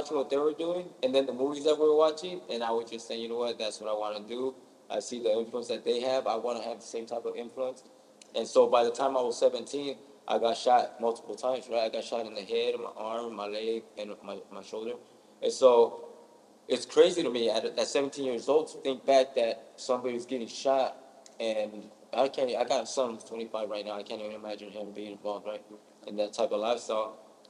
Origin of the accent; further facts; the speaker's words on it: Stockton, California, United States; I'm from Lifestyle. I grew up in Stockton, California.